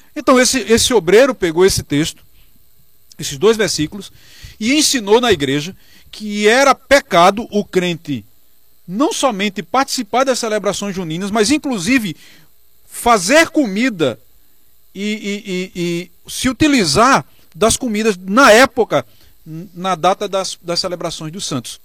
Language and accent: Portuguese; Northeast Region, Brazil; nós que somos nordestinos